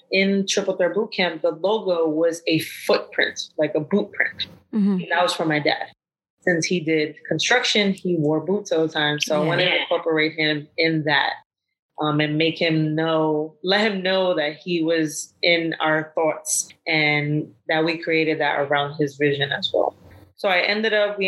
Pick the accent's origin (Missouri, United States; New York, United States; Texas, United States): New York, United States; New York City; where I grew up in Brooklyn